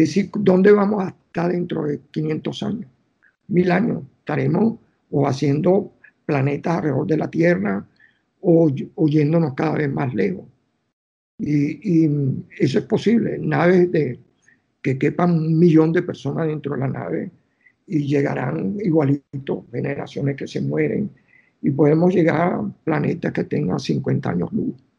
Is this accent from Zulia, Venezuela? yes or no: no; Caracas, Capital District, Venezuela; moved away as an adult; now in New York, United States; yo que soy caraqueño, que no puedo vivir sin, el Ávila